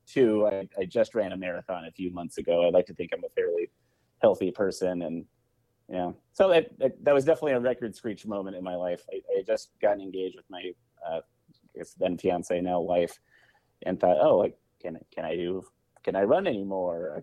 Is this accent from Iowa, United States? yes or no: yes; Eldridge, Iowa, United States; moved away as an adult; also born or lived in Des Moines, Iowa; now in Milwaukee, United States; I was born in Des Moines, grew up in the Quad Cities